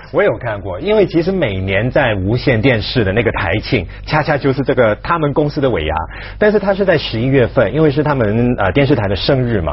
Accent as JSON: {"language": "Chinese", "country": "Hong Kong", "said": "作为香港人来讲，常常到大陆去旅行"}